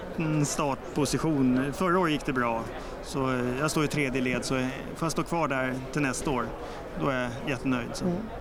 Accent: Stockholm, Stockholm County, Sweden; Jag är sörlänning från Stockholm

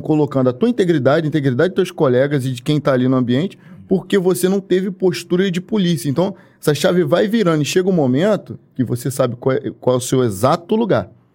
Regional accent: Baixada Fluminense, Rio de Janeiro, Brazil; eu fui criado na Baixada Fluminense

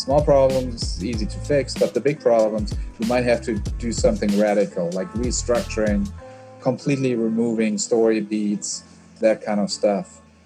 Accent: South Africa; moved away; also born or lived in Germany / United States; I grew up in South Africa, or yeah. when I was a teenager there

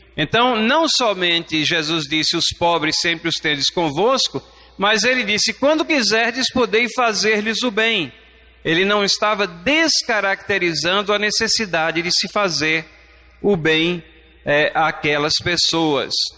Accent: Recife, Pernambuco, Brazil; eu sou de Recife

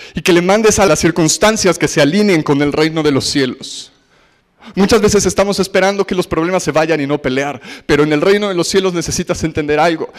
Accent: Mexico; los judíos y mexicanos somos parecidos

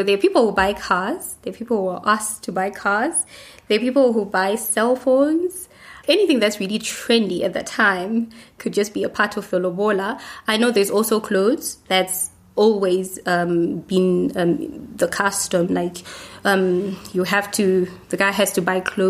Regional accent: Zimbabwe; I come from Zimbabwe.

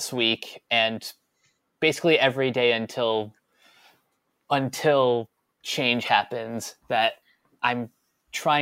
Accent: New York, United States; As a New Yorker

